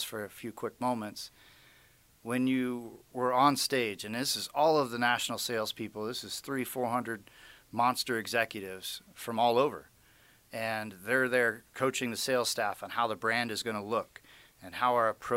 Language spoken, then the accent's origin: English; Las Vegas, Nevada, United States; my hometown of Las Vegas